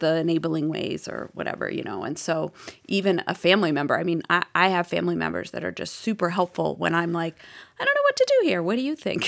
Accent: Boston, Massachusetts, United States; accent: Boston; moved away as an adult; now in Austin, United States; My Boston accent

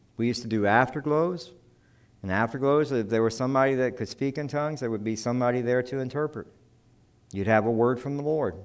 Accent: South Carolina, United States; I'm from South Carolina

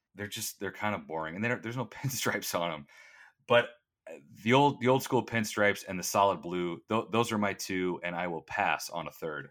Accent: Valparaiso, Indiana, United States; I grew up in Valparaiso, which is about forty-five minutes to an hour outside of downtown

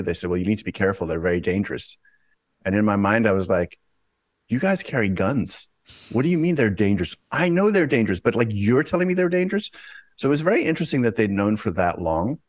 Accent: South Africa; moved away; I'm originally from South Africa

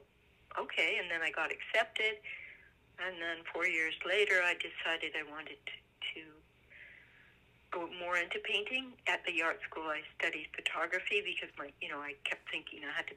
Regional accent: Vernon, British Columbia, Canada; also born or lived in Europe; I was born in Vernon

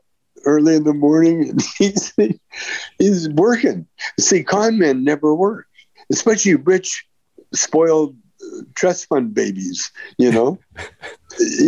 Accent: Calgary, Alberta, Canada; now in United States; I grew up in Calgary

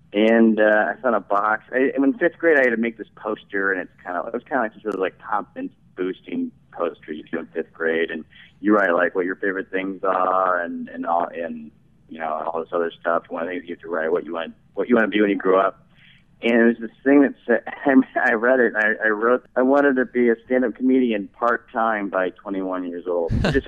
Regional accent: St. Louis, Missouri, United States; St. Louis, Missouri.

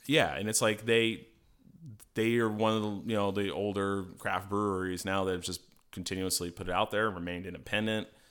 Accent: Colorado, United States; moved away; I'm from Colorado originally

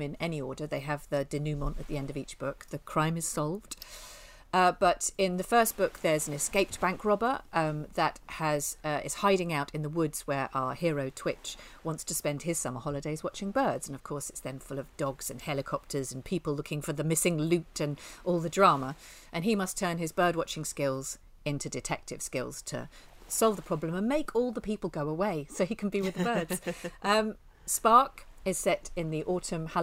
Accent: near Tring, East of England, United Kingdom; I grew up near Tring.

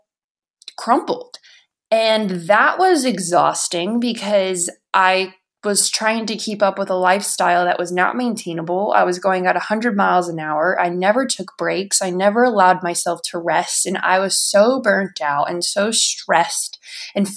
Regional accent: United States; moved away; from Washington

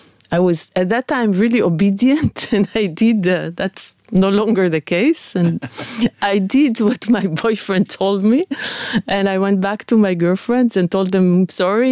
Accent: Netanya, Central District, Israel; I grew up in Netanya, by the beach

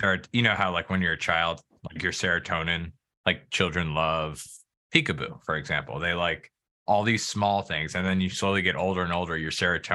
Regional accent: Virginia, United States

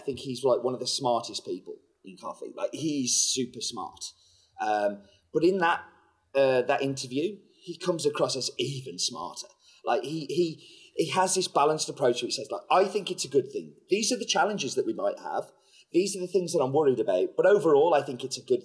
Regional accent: United Kingdom; I'm British

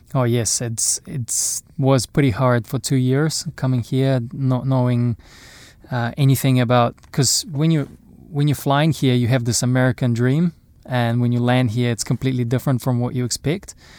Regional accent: Irkutsk, Irkutsk Oblast, Russia; also born or lived in Napier, New Zealand / Auckland, New Zealand; now in New Zealand; growing up in Russia, playing sports

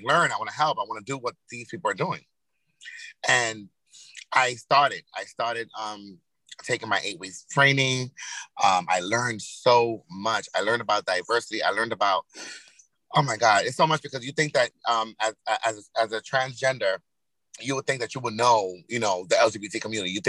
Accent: Yonkers, New York, United States; moved away as an adult; now in Hackensack, United States; originally I'm from Yonkers, New York, YO, home of the Braves.

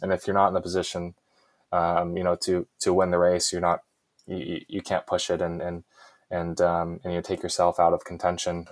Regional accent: Jupiter, Florida, United States; my hometown of Jupiter, Florida

